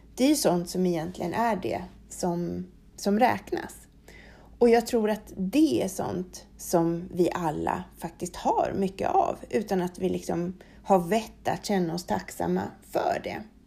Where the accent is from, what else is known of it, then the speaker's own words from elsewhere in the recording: Sweden; här hemma i Sverige